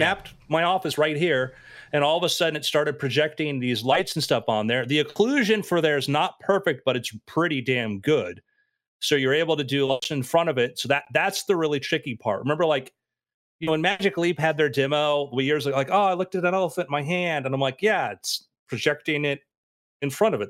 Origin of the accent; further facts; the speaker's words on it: South Florida, United States; I was around that age growing up in South Florida at that time